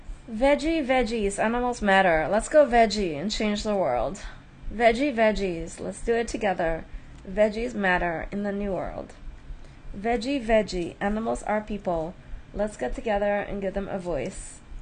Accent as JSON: {"language": "English", "town": "Manaus", "region": "Amazonas", "country": "Brazil", "tie": "born or raised there", "said": "Well, for me, I grew up in South America in the Amazon jungle."}